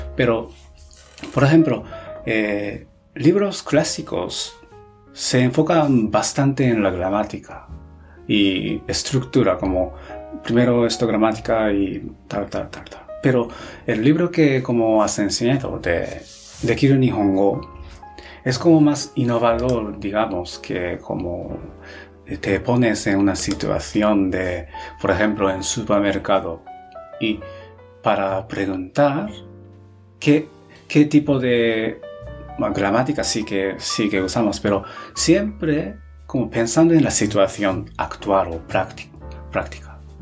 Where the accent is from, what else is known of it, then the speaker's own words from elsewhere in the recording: Japan; Spanish is a second language; moved away as an adult; also born or lived in Spain / Netherlands; soy japonés